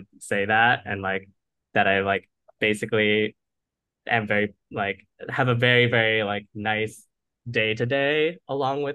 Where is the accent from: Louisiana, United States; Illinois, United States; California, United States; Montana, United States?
California, United States; Bay Area; I am from the Bay Area, almost born and raised, pretty much the Bay Area my whole life, as far as I have memories